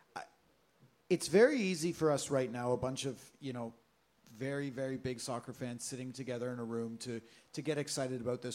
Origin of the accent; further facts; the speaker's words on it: Oshawa, Ontario, Canada; my hometown of Oshawa